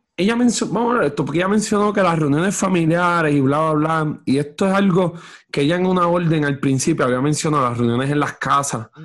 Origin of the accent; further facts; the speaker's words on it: Orocovis, Puerto Rico; y, yo estoy en Orocovi